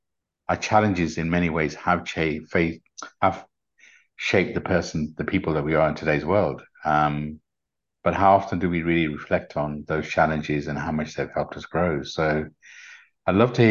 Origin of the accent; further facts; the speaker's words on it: United Kingdom; accent: British; my British accent